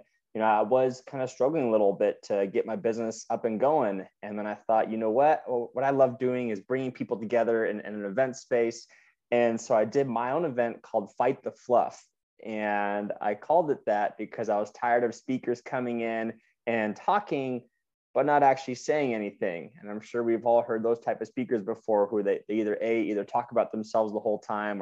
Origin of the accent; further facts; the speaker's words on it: Oregon, United States; moved away as an adult; now in New York, United States; I grew up in Oregon my whole life, and I recently moved out to New York East Coast